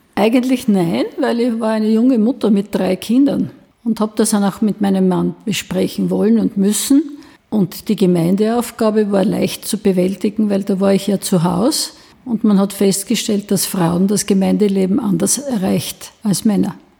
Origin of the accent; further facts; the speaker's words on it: Weinitzen, Styria, Austria; bei uns in Weinitzen